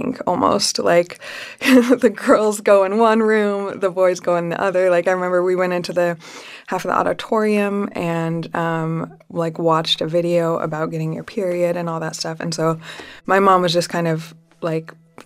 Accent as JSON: {"language": "English", "town": "Salt Lake City", "region": "Utah", "country": "United States", "tie": "born or raised there", "said": "I grew up in Salt Lake City, Utah"}